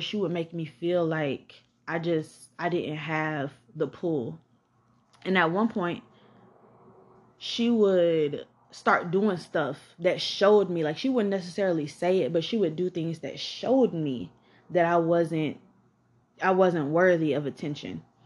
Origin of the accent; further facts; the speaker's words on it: College Park, Georgia, United States; also born or lived in Atlanta, Georgia; I grew up in College Park, Georgia